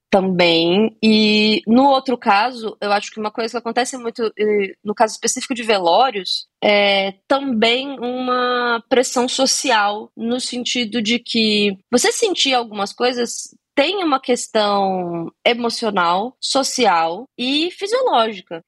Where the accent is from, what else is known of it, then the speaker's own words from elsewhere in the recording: Brasília, Federal District, Brazil; eu sou de Brasília